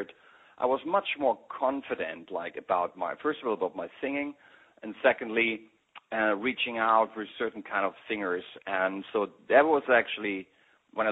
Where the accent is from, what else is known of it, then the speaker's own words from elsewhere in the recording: Berlin, Germany; accent: German; English is a second language; I grew up like in East Berlin